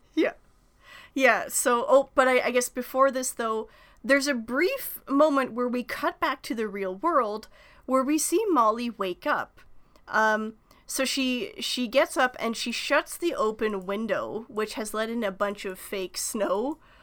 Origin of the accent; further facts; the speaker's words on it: Canada; being Canadian, or at least, you know, in, in, in my part of Canada